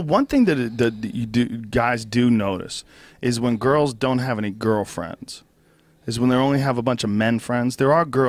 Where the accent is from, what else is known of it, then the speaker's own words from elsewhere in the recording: Boston, Massachusetts, United States; I grew up in Boston.